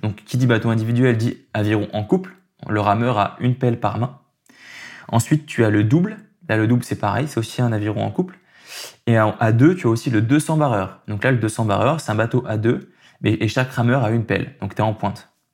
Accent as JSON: {"language": "French", "town": "Aix-les-Bains", "region": "Auvergne-Rhône-Alpes", "country": "France", "tie": "born or raised there", "moved": "as an adult", "lives_now": "Lyon, France", "said": "je suis né à Aix-les-Bains, dans un petit village en Savoie"}